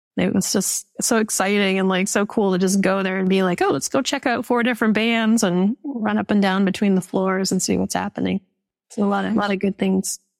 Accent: Calgary, Alberta, Canada; growing up in Calgary, Canada

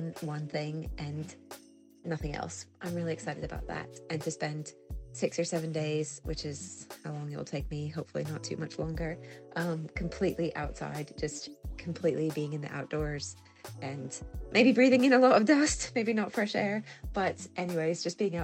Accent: Indianapolis, Indiana, United States; now in Edinburgh, United Kingdom; I live in Edinburgh, Scotland. I'm originally from the Midwest of the US, from Indianapolis, Indiana

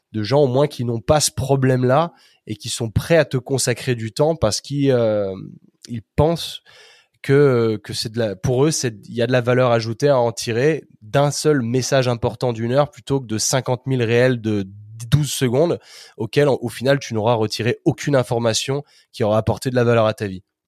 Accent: Chambéry, Auvergne-Rhône-Alpes, France; moved away as an adult; also born or lived in United States / Australia / England / Spain; now in Chambéry, France; je suis originaire de Chambéry, donc euh, dans les Alpes

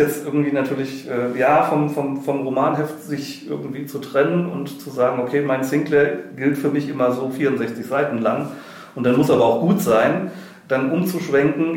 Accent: Wuppertal, North Rhine-Westphalia, Germany; ich komme vom Plattenland äh, aus Wuppertal

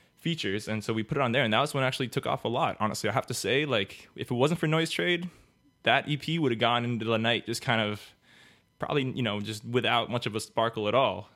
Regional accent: Miami, Florida, United States; I was born and raised in Miami

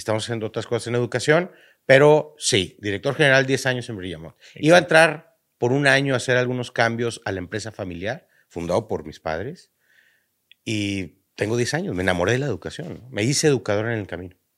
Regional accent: northern Mexico, Mexico; como cualquier norteño, ya sea de Tamaulipas o de Baja California Norte, como todo buen norteño, empezamos a hacer negocitos desde chiquitos

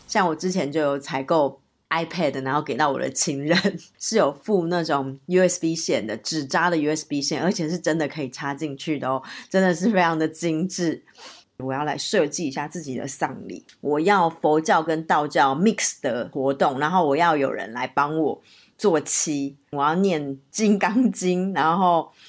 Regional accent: Taipei, Taiwan; also born or lived in Zhangzhou, Fujian (ancestral); 我从小在台北长大，然后很多人应该都知道我是算是闽南人的后代， 老家是在漳州，所以从小其实有很多习俗都是沿用着闽南的习俗

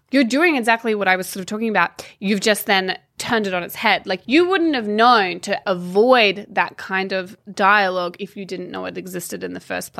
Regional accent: Australia; I got accused of not being Australian because I didn't fit the mold.

